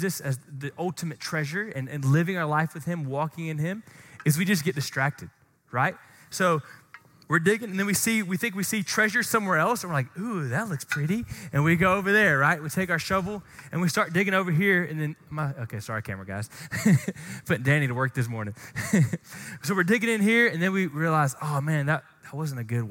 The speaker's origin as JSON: {"language": "English", "town": "Glen St. Mary", "region": "Florida", "country": "United States", "tie": "born or raised there", "said": "where I grew up in Glen St. Mary, shout out Glen Baptist in Glen St. Mary, Florida"}